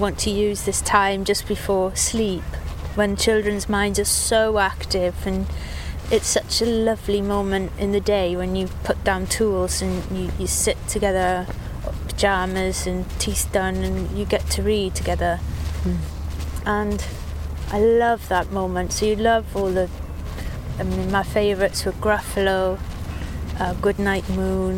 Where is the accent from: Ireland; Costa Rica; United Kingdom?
United Kingdom; Swansea, Wales; also born or lived in Cardiff; now in England; I grew up in Swansea, Dylan Thomas's city, looking at the same crescent-shaped bay